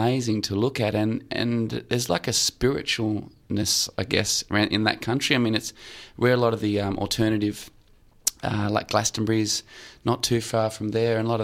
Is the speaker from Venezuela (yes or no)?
no; Australia; I'm from Australia, born here